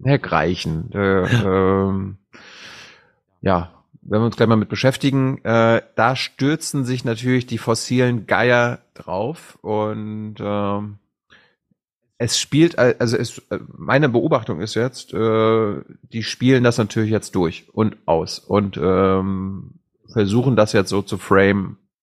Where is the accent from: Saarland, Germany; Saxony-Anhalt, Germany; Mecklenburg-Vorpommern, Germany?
Mecklenburg-Vorpommern, Germany; Leuschentin; now in Berlin, Germany; in meinem Heimatdorf in Leuschentin, wo 150 Leute leben